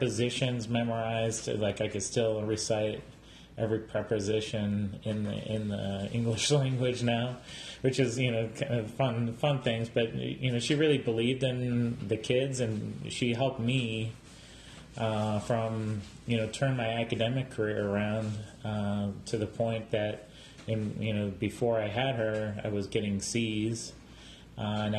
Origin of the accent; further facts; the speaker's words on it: Strongsville, Ohio, United States; I grew up actually right outside Cleveland in Strongsville, Ohio